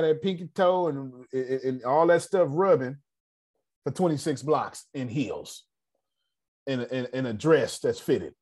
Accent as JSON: {"language": "English", "region": "the South", "country": "United States", "said": "I'm from the South"}